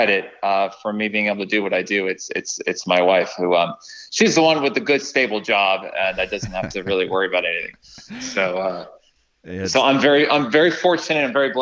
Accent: Midland, Texas, United States; first language English; moved away as an adult; also born or lived in Madrid, Spain; I grew up in a little town called Midland, Texas

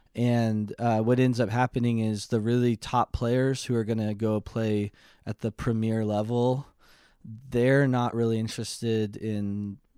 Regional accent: Mariposa, California, United States; I grew up in Mariposa

